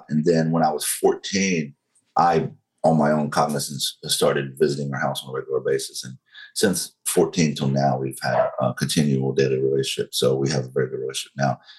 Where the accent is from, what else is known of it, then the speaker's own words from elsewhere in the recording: the Bible Belt, United States; I was openly against gay marriage because I was raised in you know the Bible Belt. I was raised in Pentecostal sure. church.